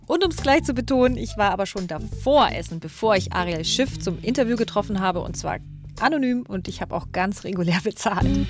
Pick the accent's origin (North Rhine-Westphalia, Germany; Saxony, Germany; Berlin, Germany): Berlin, Germany; wir Berliner